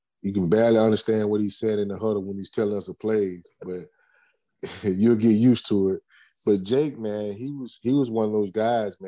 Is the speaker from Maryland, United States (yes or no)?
no; Spartanburg, South Carolina, United States; training camp in my hometown